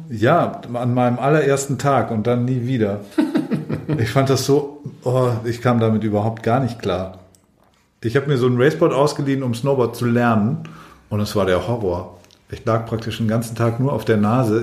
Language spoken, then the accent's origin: German; Allgäu, Bavaria, Germany; moved away; ich komme ursprünglich aus dem Allgäu